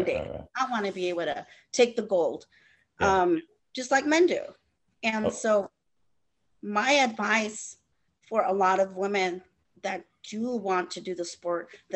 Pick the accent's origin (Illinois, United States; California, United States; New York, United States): California, United States; I'm from California